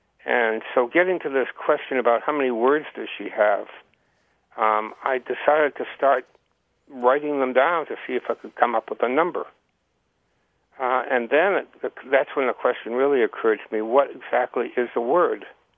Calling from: Heartland, Vermont, United States; I'm calling from Heartland, Vermont.

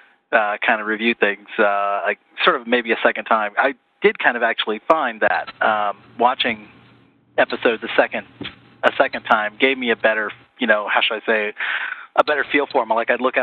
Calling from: Terre Haute, Indiana, United States; Terre Haute, Indiana. At least at the moment, so.

